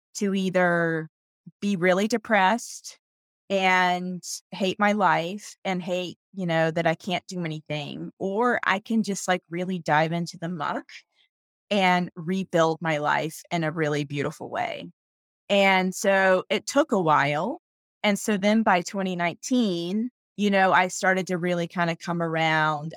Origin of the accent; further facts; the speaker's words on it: North Carolina, United States; moved away as an adult; I'm from North Carolina, that's where I was raised